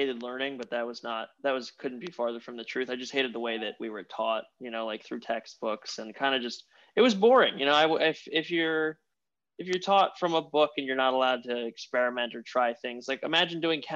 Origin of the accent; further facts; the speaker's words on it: upstate New York, United States; also born or lived in Queens, New York City; now in New York City, United States; I'm actually from upstate, but I've spent a lot of my formative years in the city. I was in Queens for a little while, and now I'm in the center of Manhattan